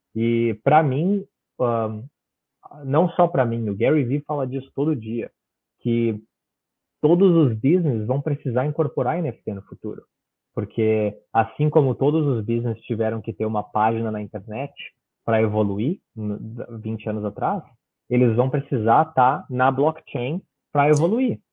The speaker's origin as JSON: {"language": "Portuguese", "country": "Brazil", "tie": "born or raised there", "moved": "yes", "lives_now": "Australia", "said": "certificado pela corte do Brasil, da cidade onde eu nasci"}